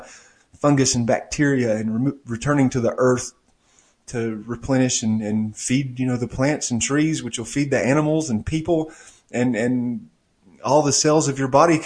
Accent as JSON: {"language": "English", "town": "Maryville", "country": "United States", "tie": "born or raised there", "moved": "yes", "said": "I rarely go back to my hometown of Maryville"}